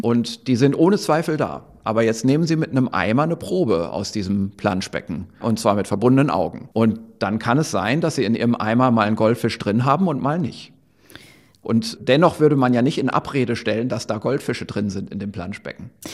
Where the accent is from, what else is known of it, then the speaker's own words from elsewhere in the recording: Germany; hier bei uns in Deutschland